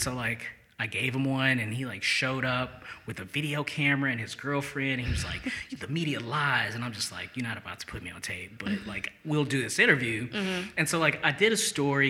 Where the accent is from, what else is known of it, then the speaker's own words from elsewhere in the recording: St. Louis, Missouri, United States; moved away as an adult; also born or lived in Albuquerque / Seattle / Boulder; now in Jackson, United States; grew up in St. Louis, uh, okay. uh, but I haven't lived there since 2004